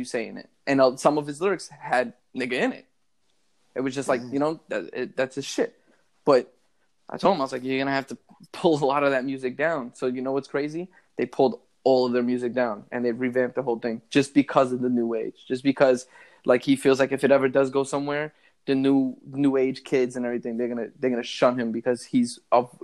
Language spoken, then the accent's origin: English; New York City, New York, United States; born and raised in the Bronx